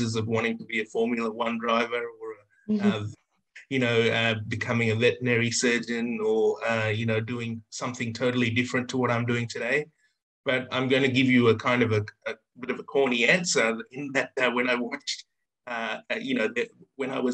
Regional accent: Sydney, New South Wales, Australia; also born or lived in Sri Lanka / India; I'm based in Sydney, Australia. I was born in Sri Lanka. Moved out to Australia when I was about 10 years old

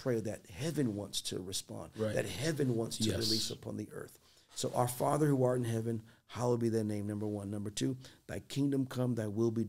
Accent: Boston, Massachusetts, United States; growing up in Boston

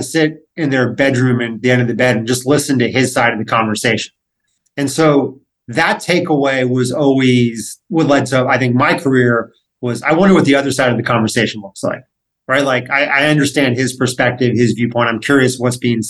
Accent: Los Angeles, California, United States; growing up in Los Angeles, there are plenty of people who had ties to the entertainment world

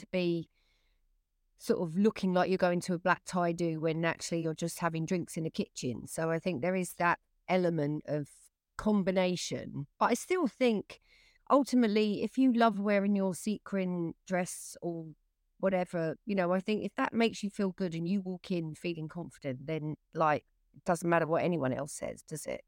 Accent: England, United Kingdom; I'm English

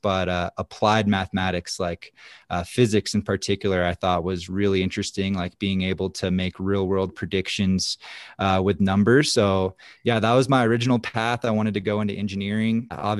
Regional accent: East Coast, United States; growing up on the East Coast, my local hill, Apsky Mountain, was kind of like a big skate park.

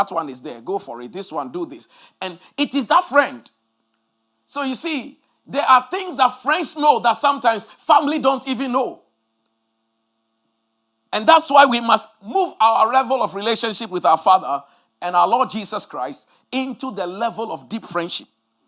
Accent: Ghana; when we were growing up in Ghana years ago

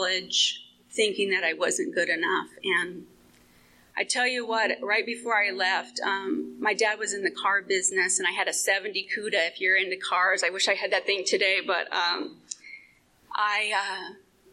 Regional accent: Phoenix, Arizona, United States; I was born and raised in Phoenix in a very blighted area that's affectionately known as Murder Vale

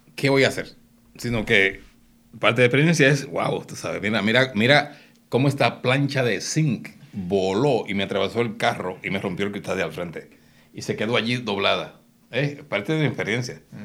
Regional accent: Puerto Rico; somos puertorriqueños

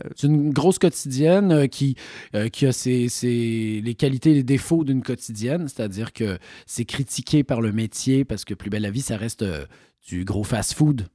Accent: Quebec, Canada; accent: Québécois; moved away; also born or lived in France; je suis québécois

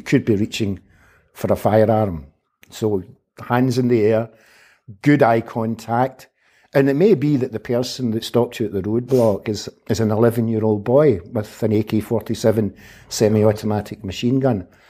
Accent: Glasgow, Scotland, United Kingdom; I was born in nineteen fifty-nine in Glasgow, where, uh, I grew up, where I, I went to school, both to primary

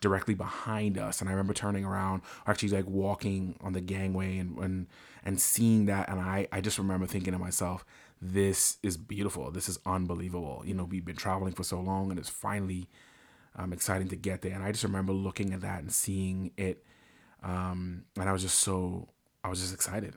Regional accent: Bahamas; now in United States; I'm originally from the Bahamas. So all of my, uh, immigration documents are still my Bahamian documents

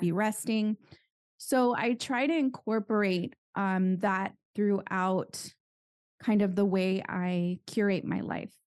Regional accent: San Juan Capistrano, California, United States; I'm from California and I grew up in a town called San Juan Capistrano

